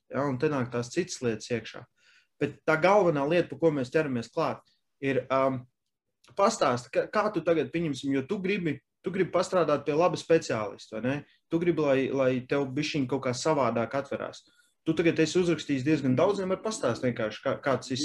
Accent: Latvia; mēs esam latvieši

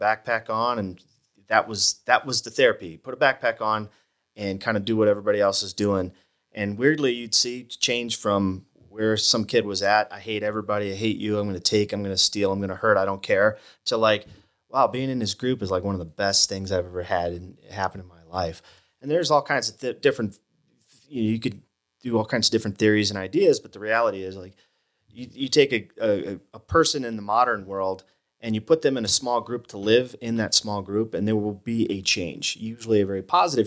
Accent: Toledo, Ohio, United States; moved away as an adult; also born or lived in Georgia / Utah; now in Flagstaff, United States; I grew up in Ohio, which is not the West

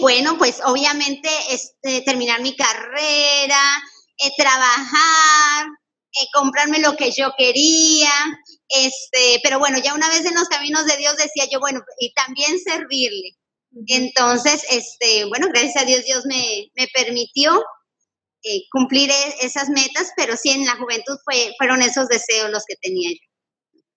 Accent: Puebla, Mexico; soy eh, poblana

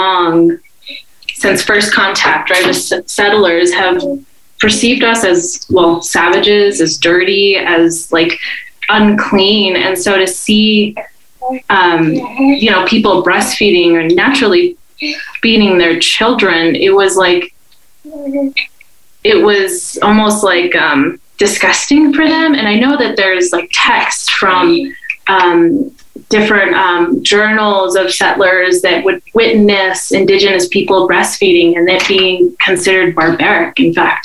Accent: Taos, New Mexico, United States; I'm here from Taos, from the Taos Pueblo community

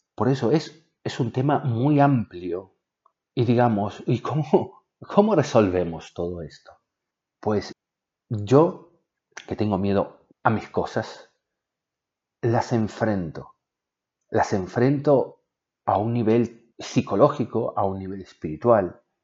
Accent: Argentina; Yo soy de Argentina y vivíamos en una casa

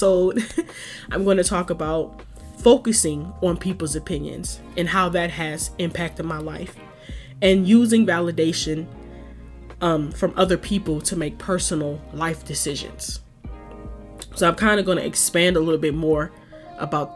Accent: Detroit, Michigan, United States; moved away as an adult; now in Chicago, United States; born and raised in Detroit, lived in the Midwest my whole life.

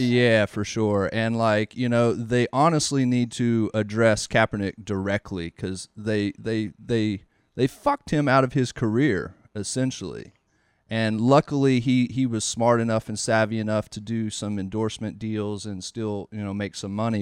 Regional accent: the South, United States; growing up in the South

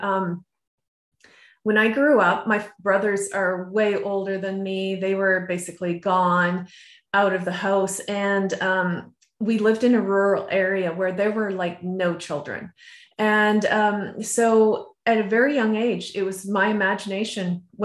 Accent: just outside of Vancouver, BC, British Columbia, Canada; moved away; I grew up just outside of Vancouver, BC, and they have a very, you know, very mild temperatures

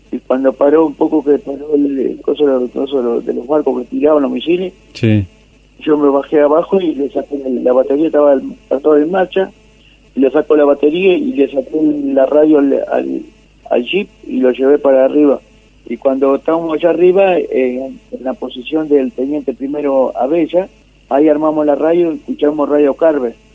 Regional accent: Mercedes, Buenos Aires Province, Argentina; Yo hacía eso. De Mercedes, de la provincia de Buenos

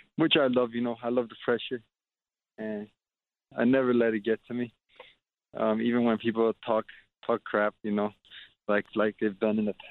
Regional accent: Glendale, California, United States; growing up in Glendale, like they call Glendale, they call it like the second Armenia because of how much Armenians there are here.

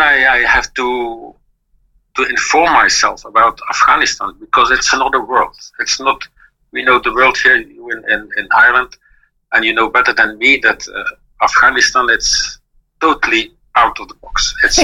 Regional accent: Belgium; English is a second language; I was born in 1956 in Belgium, so I'm not a German.

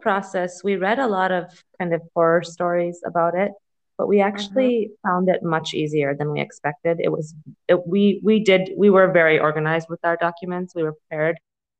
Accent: United States; moved away as an adult; now in France; As an American

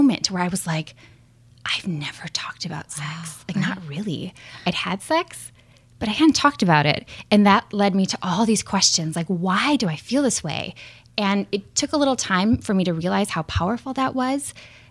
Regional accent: Minnesota, United States; I grew up in Minnesota

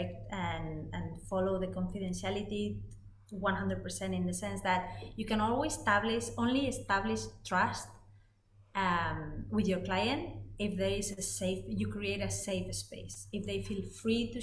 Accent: Madrid, Community of Madrid, Spain; English is a second language; moved away as an adult; also born or lived in Netherlands; I'm originally from Spain, from Madrid, and I lived 20 years there.

